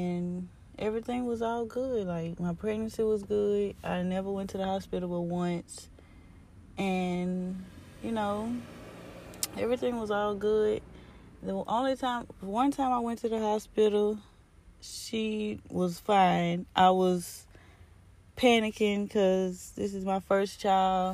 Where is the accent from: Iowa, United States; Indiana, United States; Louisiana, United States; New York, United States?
Louisiana, United States; Baton Rouge; we're from Baton Rouge, Louisiana